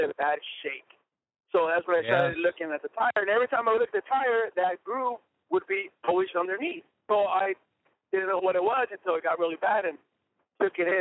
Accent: Ontario, California, United States; Ontario, California.

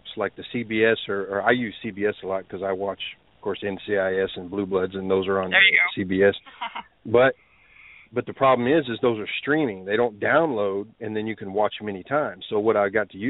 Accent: Texas, United States; I'm from Texas

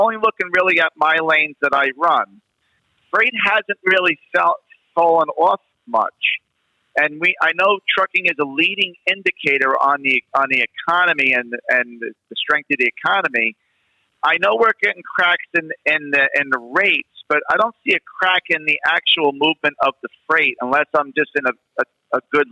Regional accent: New York, United States; accent: New York; I'm New York. I'm from New York.

